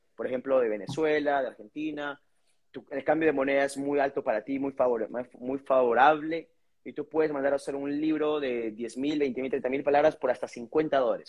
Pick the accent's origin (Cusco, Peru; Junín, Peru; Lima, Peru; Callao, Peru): Lima, Peru; Yo soy una persona de San Juan de Uribancho, común y corriente